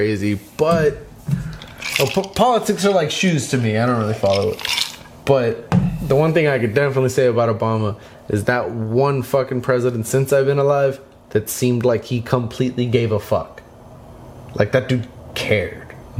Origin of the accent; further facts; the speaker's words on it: United States; I'm a proud Mexican, and I was born in the United States.